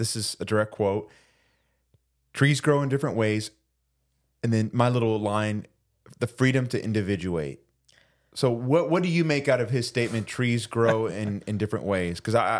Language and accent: English; Puerto Rico; We're from Puerto Rico.